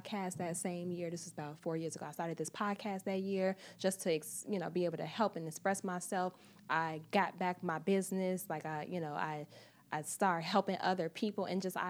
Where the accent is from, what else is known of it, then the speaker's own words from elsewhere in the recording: Chicago, Illinois, United States; now in New York, United States; I'm from Chicago. I'm from the Midwest. I moved to New York by myself.